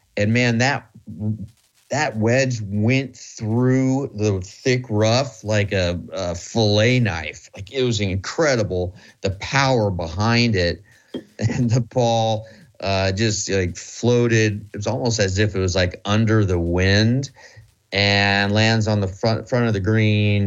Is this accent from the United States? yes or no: yes; Midwest, United States; I'm from the Midwest